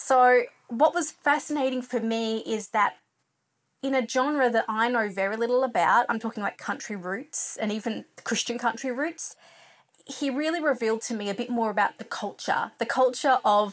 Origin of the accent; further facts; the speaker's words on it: Australia; I'm an Australian music journalist